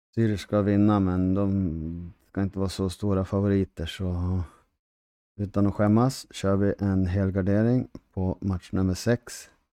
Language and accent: Swedish; Härnösand, Västernorrland County, Sweden; jag är från Västernorrland, från residensstaden Härnösand